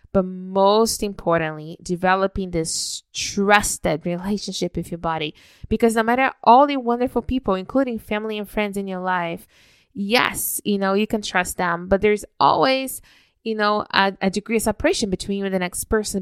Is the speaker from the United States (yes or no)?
no; Brazil; moved away as an adult; now in Canada; I was raised in Brazil until my early twenties